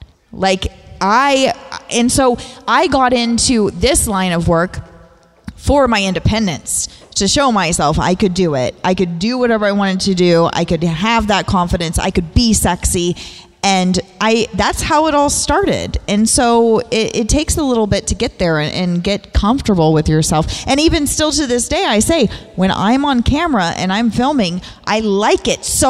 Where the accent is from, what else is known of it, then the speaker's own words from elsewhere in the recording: the South, United States; I was born and raised in the South, even though you can't tell because I've lived away from home for so long.